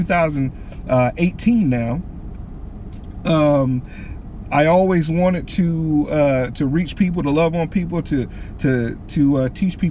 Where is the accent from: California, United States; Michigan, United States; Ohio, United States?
Michigan, United States; Detroit; moved away; I'm from Detroit, Michigan